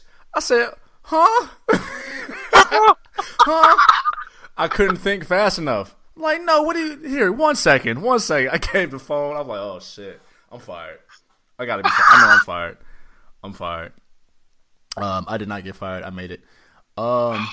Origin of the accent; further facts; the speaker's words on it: Illinois, United States; moved away; I was from Illinois